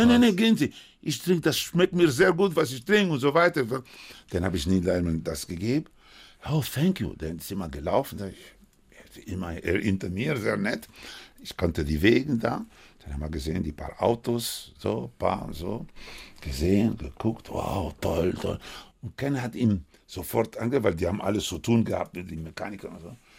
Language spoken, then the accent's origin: German; Cuba; German is a second language; now in Germany; ich hatte noch kubanischer Pass